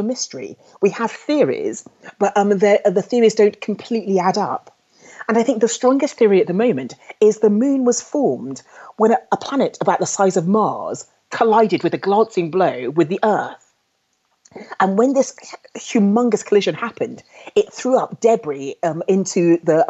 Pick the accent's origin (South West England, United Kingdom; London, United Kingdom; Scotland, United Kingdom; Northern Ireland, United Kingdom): London, United Kingdom; I was brought up in London